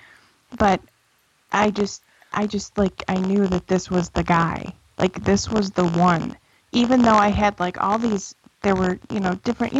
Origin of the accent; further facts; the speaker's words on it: Buffalo, New York, United States; moved away as an adult; now in Asheville, United States; I was born and raised in Buffalo, New York.